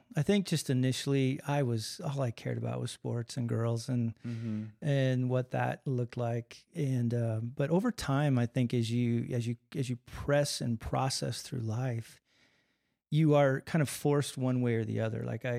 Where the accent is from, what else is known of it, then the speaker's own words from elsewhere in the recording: Colorado, United States; No, actually, I was born in Colorado. I always have to change that. We moved when I was an infant. We were in the eastern plains of Colorado. But born and raised there.